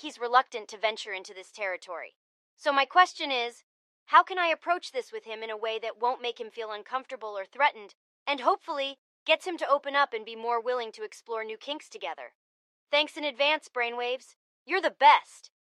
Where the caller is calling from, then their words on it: Boston, Massachusetts, United States; I'm calling from Boston